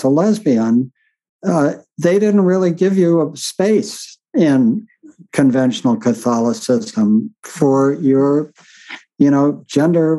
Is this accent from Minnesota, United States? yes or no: no; New York City, New York, United States; moved away as an adult; I was born and raised in New York City